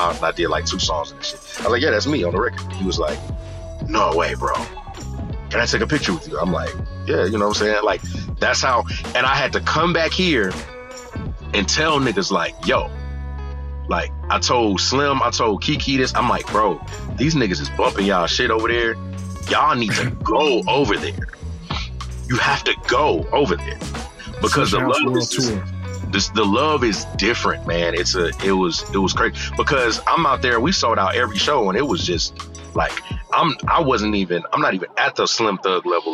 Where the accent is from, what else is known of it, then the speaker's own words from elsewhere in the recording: Houston, Texas, United States; I'm from Houston, Texas